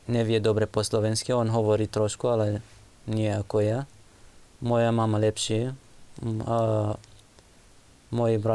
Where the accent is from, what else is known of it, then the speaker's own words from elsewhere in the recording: Nineveh, Iraq; Slovak is a second language; moved away as an adult; now in Slovakia; Ako my sme mali vlastný dom v Iraku, že mm, dve poschodia, pivnica, veľký dom.